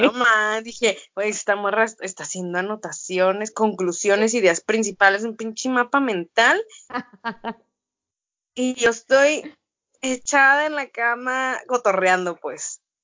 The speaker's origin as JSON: {"language": "Spanish", "town": "Ensenada", "region": "Baja California", "country": "Mexico", "tie": "born or raised there", "moved": "yes", "said": "en la ciudad en la cual nací, o sea, como, güey, mi ciudad natal"}